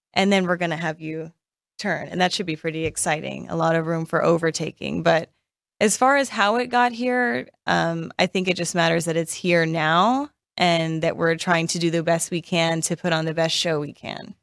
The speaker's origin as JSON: {"language": "English", "town": "Las Vegas", "region": "Nevada", "country": "United States", "tie": "born or raised there", "said": "I am born and raised in Vegas"}